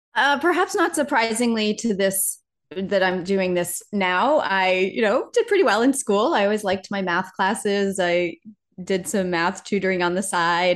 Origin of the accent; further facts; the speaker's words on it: Laconia, New Hampshire, United States; moved away as an adult; I grew up in a sort of, I guess, a small city, about fifteen thousand people in the middle of New Hampshire. So, um, sort of a town called Laconia, New Hampshire